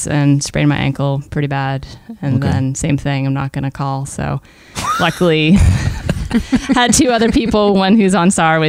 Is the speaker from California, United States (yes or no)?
no; near Concord, New Hampshire, United States; also born or lived in Campton, New Hampshire; No, I grew up close to Concord.